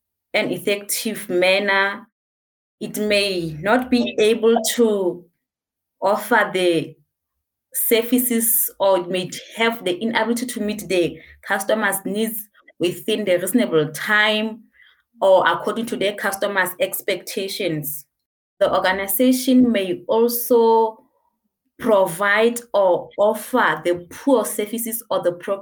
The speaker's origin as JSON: {"language": "English", "country": "Lesotho", "said": "I'm from Lesotho."}